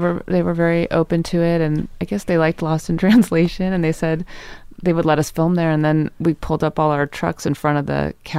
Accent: Rutherford, California, United States; moved away as an adult; also born or lived in Los Angeles, California; I grew up in Napa Valley.

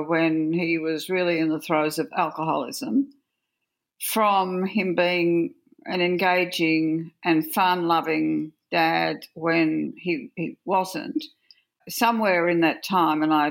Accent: Orange, New South Wales, Australia; also born or lived in Forbes, New South Wales; I was born in Orange and had the first 7 years of my life, but by this time we were in Forbes

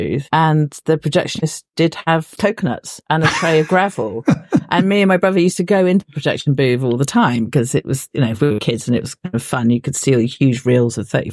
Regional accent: Bristol, South West England, United Kingdom; I was born in Bristol, in Clifton, in a little hospital called St. Brenda's. And yes, I've kind of lived in Bristol almost my entire life, on and off.

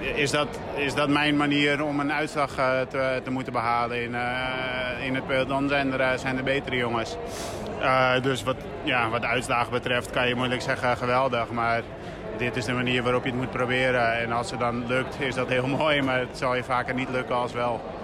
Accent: Netherlands; als Nederlander

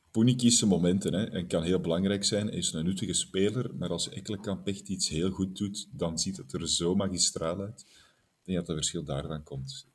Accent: Belgium; wij als Belgen

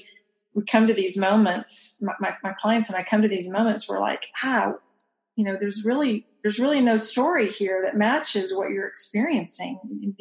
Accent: Texas, United States; moved away as an adult; also born or lived in Kansas; I'm moving from my home state of Texas to Kansas

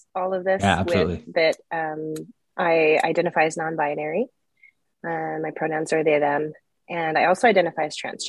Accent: Jerusalem, Jerusalem District, Israel; born there; So I was born in 1980 in Jerusalem, Israel.

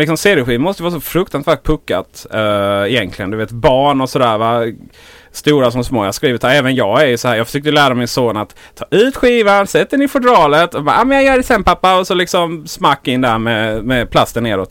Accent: Blekinge, Sweden; Jag är från Blekinge

